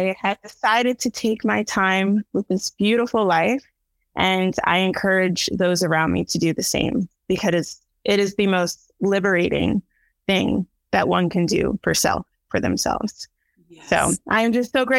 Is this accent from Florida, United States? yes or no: no; New Jersey, United States; moved away as an adult; now in Baltimore, United States; I was born in New Jersey and have since relocated to Baltimore, Maryland